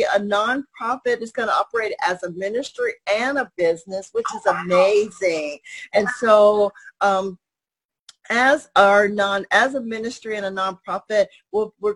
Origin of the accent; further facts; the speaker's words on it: Cincinnati, Ohio, United States; now in Springfield, United States; I am from Cincinnati, Ohio, but I live in Springfield, Missouri